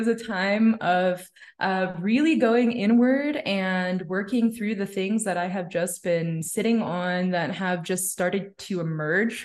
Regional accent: Toronto, Ontario, Canada; now in Mexico City, Mexico; I'm from Canada

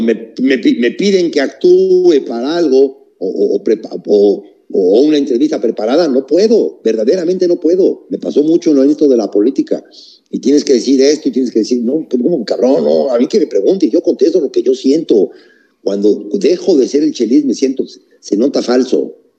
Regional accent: Mexico

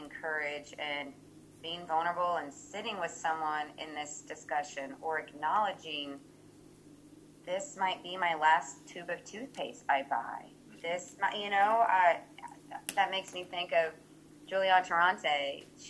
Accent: Evansville, Indiana, United States; growing up in Evansville, Indiana

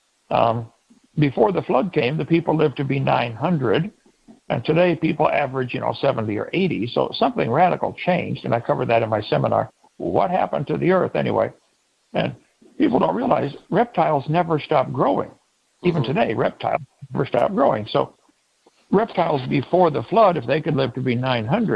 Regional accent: East Peoria, Illinois, United States; now in Lenox, Alabama, United States; I was raised in East Peoria, Illinois.

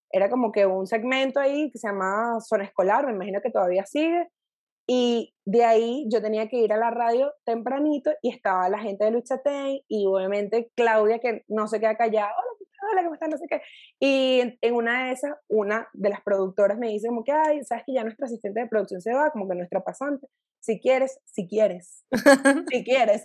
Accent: Valencia, Carabobo, Venezuela; moved away as an adult; also born or lived in Caracas, Venezuela; now in Mexico City, Mexico; yo soy valenciana de nacimiento, o sea, crecí

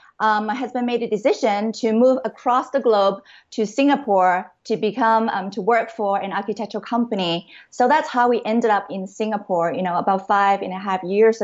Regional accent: Vancouver, British Columbia, Canada; moved away as an adult; also born or lived in Hong Kong / Seattle, United States; I was really born in Hong Kong. And I grew up in Canada, in Vancouver, the beautiful West Coast Vancouver.

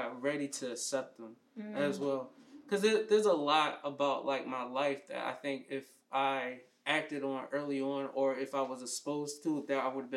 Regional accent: Philadelphia, Pennsylvania, United States; growing up in Philly

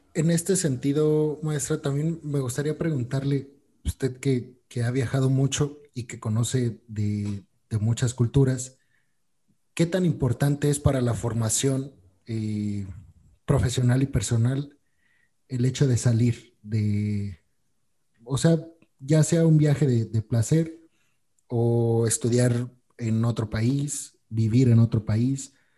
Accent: Mexico; nosotros como mexicanos

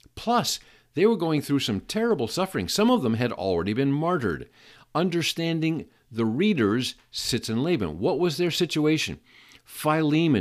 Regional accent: Seattle, Washington, United States; I grew up in Seattle

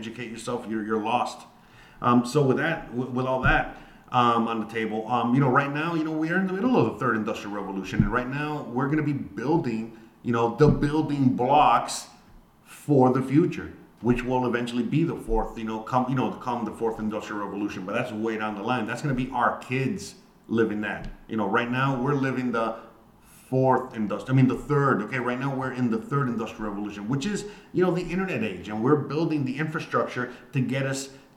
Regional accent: United States; moved away; I am an American, and I live abroad.

